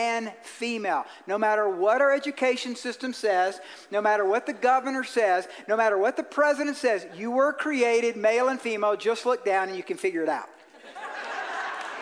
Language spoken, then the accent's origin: English; Georgia, United States; I'm from Georgia.